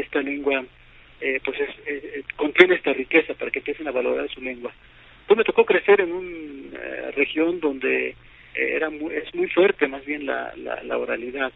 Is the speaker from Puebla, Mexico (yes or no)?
yes; Huehuetla, Puebla, Mexico; first language Totonac; Spanish is a second language; Huehuetla, donde yo viví, esto es en la Sierra Norte de Puebla